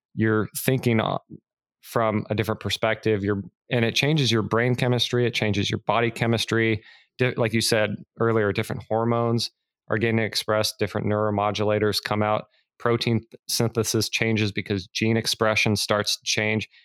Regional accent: California, United States; growing up in California

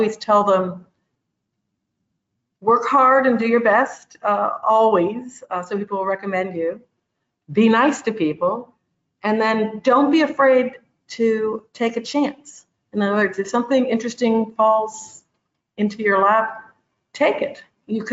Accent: Oxford, Ohio, United States; moved away as an adult; I grew up in Oxford, Ohio, so I'm from the Midwest

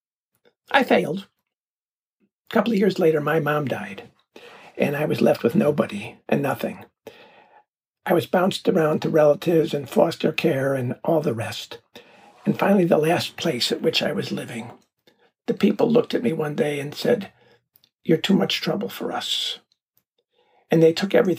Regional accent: Chicago, Illinois, United States; moved away as an adult; also born or lived in New York City; I'm from Chicago

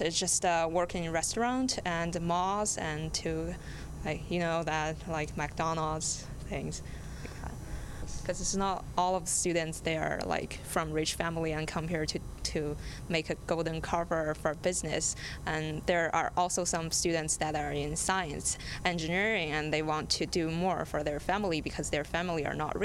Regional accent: China; English is a second language; now in Edmonton, Canada; I'm international from China

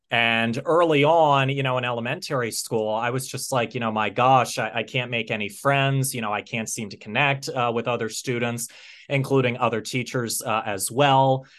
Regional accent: United States; also born or lived in Pennsylvania; I'm from the United States of America, and I'm based in, uh, Pennsylvania.

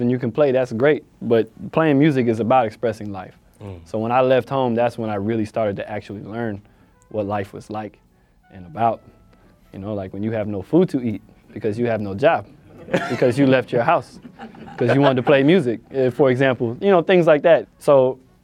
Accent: Florida, United States; I'm from Florida

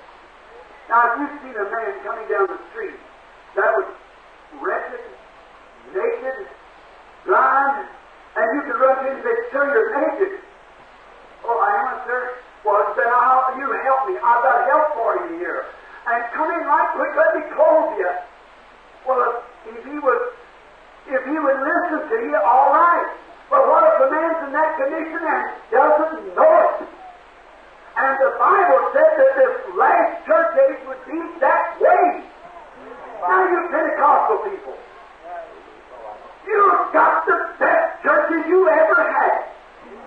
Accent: Kentucky, United States; I was raised in Kentucky in a little clapboard shingle house

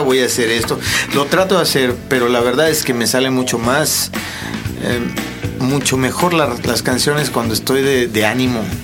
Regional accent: Tamaulipas, Mexico; moved away as an adult; now in Mexico City, Mexico; Yo soy de Tamaulipas

